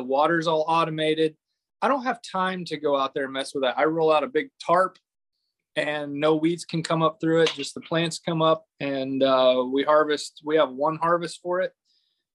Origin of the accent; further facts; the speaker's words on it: Fredonia, Kansas, United States; I'm from Fredonia, Kansas